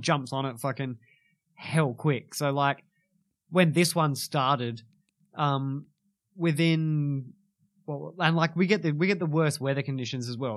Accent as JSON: {"language": "English", "town": "Kalgoorlie", "region": "Western Australia", "country": "Australia", "tie": "born or raised there", "lives_now": "Perth, Australia", "said": "I was born in Kalgoorlie"}